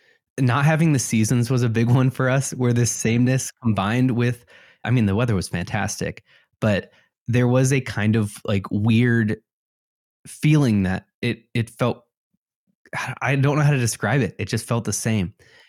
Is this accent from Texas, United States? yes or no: no; Elmhurst, Illinois, United States; growing up in Chicagoland, West Chicago suburbs, they all have a different feeling. You can go to an Elmhurst where I grew up